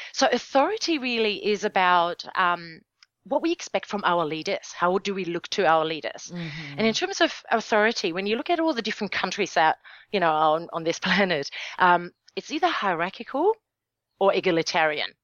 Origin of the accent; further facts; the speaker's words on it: Germany; my home country, Germany.